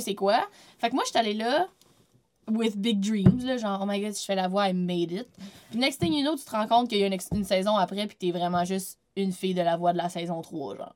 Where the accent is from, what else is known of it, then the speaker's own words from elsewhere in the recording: Quebec City, Quebec, Canada; moved away; also born or lived in Vaudreuil-Dorion; Je viens pas de la Rive-Nord, je viens de Québec.